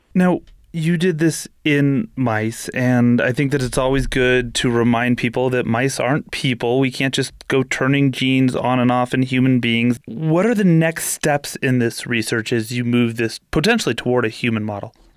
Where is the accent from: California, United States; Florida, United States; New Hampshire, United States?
California, United States; I grew up in California